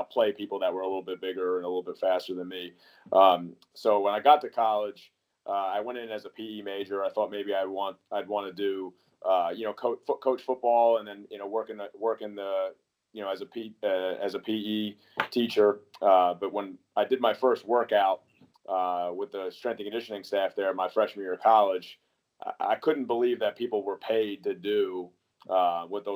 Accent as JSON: {"language": "English", "region": "New York", "country": "United States", "also_born_or_lived": "Iowa / Amherst, Massachusetts / Fort Bragg, North Carolina", "moved": "as an adult", "lives_now": "Long Island, United States", "said": "I'm actually from New York, but I started my career at the University of Iowa"}